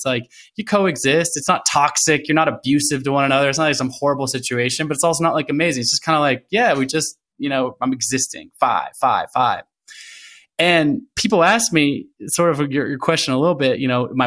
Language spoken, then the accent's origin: English; Portland, Oregon, United States; also born or lived in Olympia, Washington; I was born in Olympia, but from a very young age, I lived in Portland, Oregon. So I grew up in Portland, Oregon.